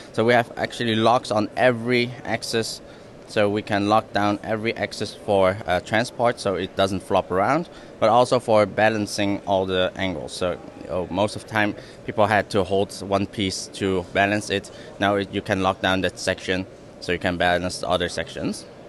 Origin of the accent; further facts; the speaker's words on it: Netherlands; now in Hong Kong; I'm originally from the Netherlands, and I've moved to Hong Kong